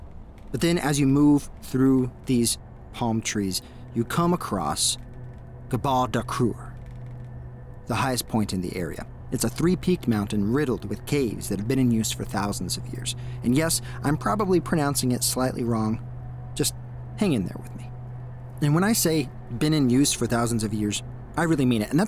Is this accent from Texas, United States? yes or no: yes; Texas, United States; an American who grew up in a small town in Texas